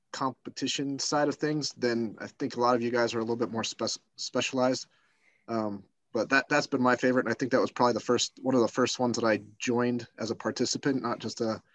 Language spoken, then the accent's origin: English; Pennsylvania, United States; now in Lakewood, Colorado, United States; I'm a Pennsylvania boy